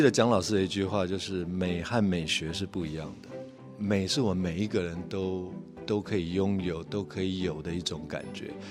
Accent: Taiwan; 甚至是我们台湾传统的，呃，议政文化

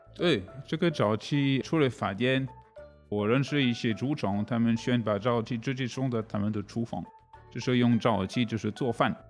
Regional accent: France; Chinese is a second language; moved away as an adult; also born or lived in Asia; now in Taiwan; 我是法国人

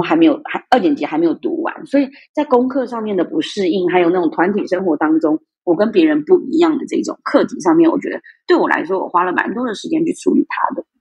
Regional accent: Zhonghe, New Taipei, Taiwan; also born or lived in Myanmar; 我从小在台湾的华新街长大

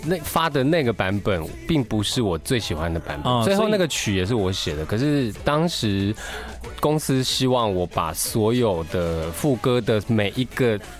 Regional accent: Taiwan; first language Taiwanese Hokkien; Chinese is a second language; 台语它是我的母语。

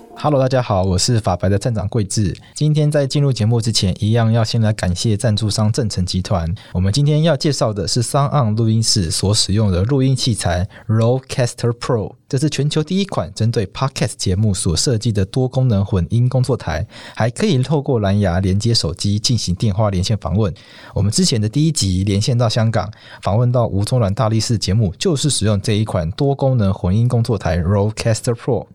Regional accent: Taitung County, Taiwan; 我家乡在台东

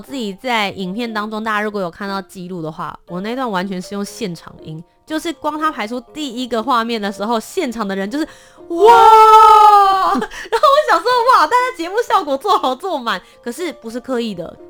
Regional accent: Kaohsiung, Taiwan; 我的家乡，高雄

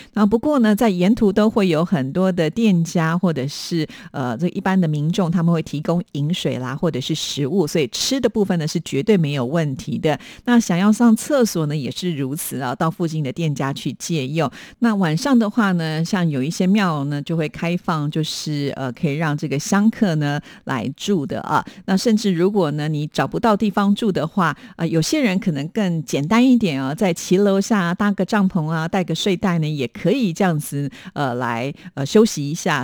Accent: Taiwan; 大家都觉得妈祖呢真的是很保佑我们台湾人啊。

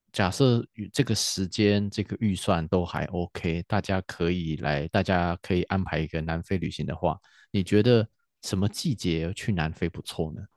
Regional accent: Taiwan; 我们台湾人

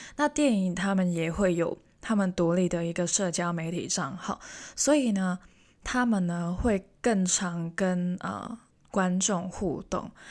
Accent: Hong Kong; first language Cantonese; Chinese is a second language; now in Taiwan; 我是香港人

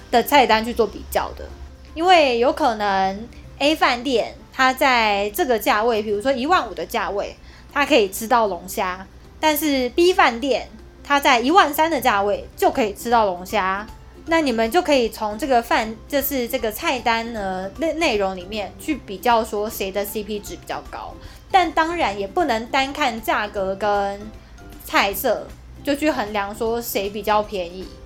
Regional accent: Kaohsiung, Taiwan; 因为我是高雄人

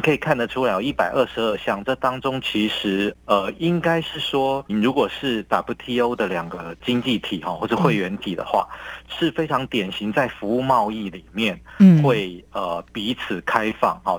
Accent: Taiwan; 我们台湾人

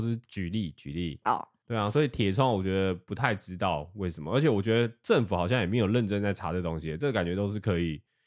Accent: Taiwan; 我们台湾人超爱吃，我自己超爱吃，我的朋友都爱吃。

